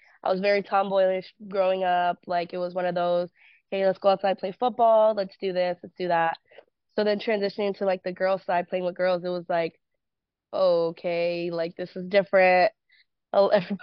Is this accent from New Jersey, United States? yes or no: no; California, United States; moved away as an adult; also born or lived in Florida; Born and raised in California